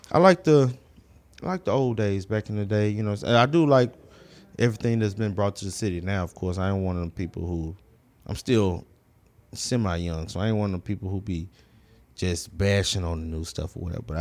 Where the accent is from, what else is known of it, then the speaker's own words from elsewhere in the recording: Houston, Texas, United States; I grew up in the Southwest.